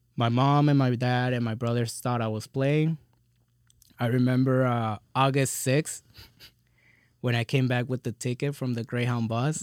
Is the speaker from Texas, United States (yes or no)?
yes; Texas, United States; also born or lived in California